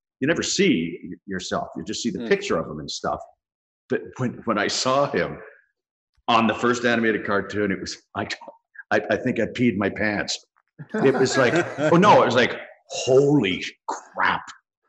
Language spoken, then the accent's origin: English; Dublin, Leinster, Ireland; born there; So since I was that close, I was born in Dublin.